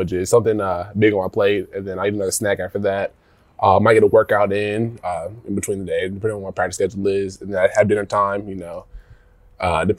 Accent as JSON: {"language": "English", "town": "Yellow Springs", "region": "Ohio", "country": "United States", "tie": "born or raised there", "said": "I grew up in Yellow Springs, Ohio"}